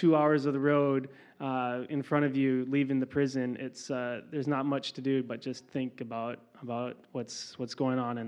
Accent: Minnesota, United States; moved away as an adult; also born or lived in California; now in New Jersey, United States; I grew up in Minnesota, actually, same as Antu

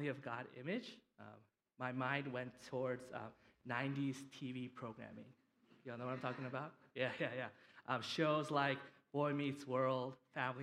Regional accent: United States; Them coming from Korea and me growing up here in the United States

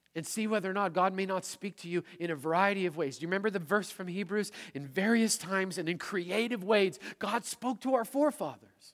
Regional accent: Manitoba, Canada; moved away as an adult; also born or lived in Seattle; I'm a prairie kid from Manitoba

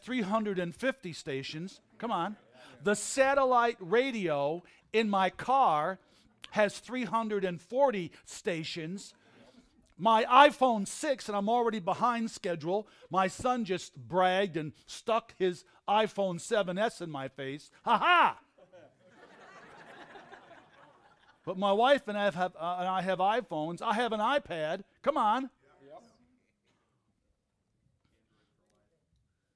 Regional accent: Red Creek, New York, United States; I grew up in Red Creek, New York on Jenkins Road

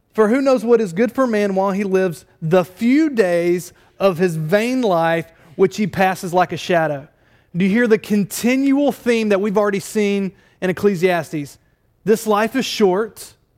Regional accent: Durham, North Carolina, United States; moved away; I, I did grow up in Durham, North Carolina

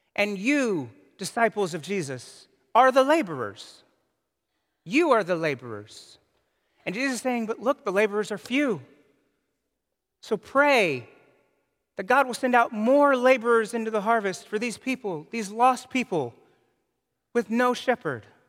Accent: United States

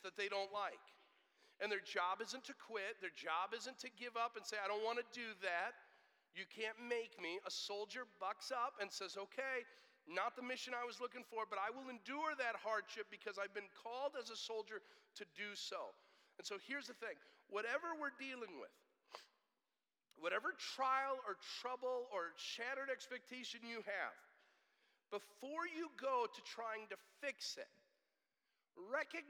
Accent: United States; we hate suffering as American Christians

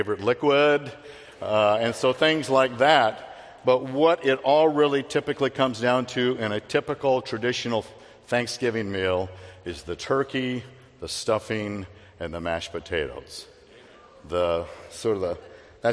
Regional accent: Phoenix, Arizona, United States; I grew up in Phoenix, I like heat

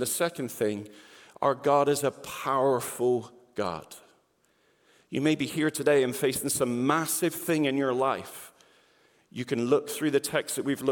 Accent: England, United Kingdom; now in Peoria, United States; I'm not from the Peoria area. I'm originally from England. So if you wonder why I speak like this, I can say I was born like this

